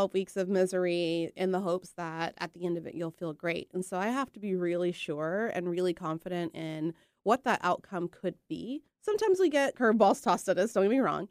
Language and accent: English; Texas, United States; moved away as an adult; also born or lived in Cleveland, Ohio / New Mexico; now in Boring, Oregon, United States; Grew up in Texas. Went to vet school in Texas